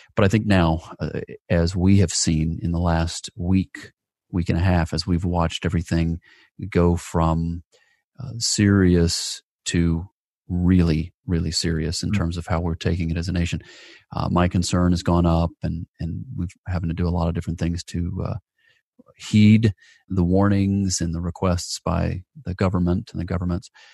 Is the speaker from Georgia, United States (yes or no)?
yes; Atlanta, Georgia, United States; my hometown of, of Atlanta, Georgia